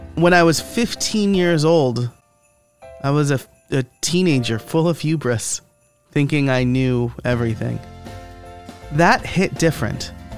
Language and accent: English; Middletown, New York, United States; born or raised there